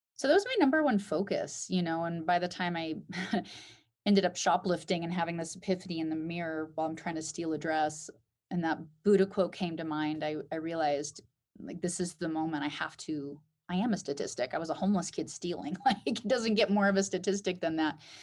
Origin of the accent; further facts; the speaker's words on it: Alaska, United States; Growing up in Alaska